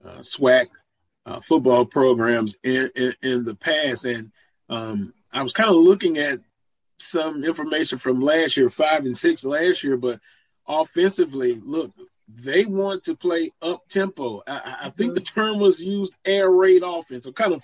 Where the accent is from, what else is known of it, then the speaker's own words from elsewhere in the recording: Baton Rouge, Louisiana, United States; I'm from Baton Rouge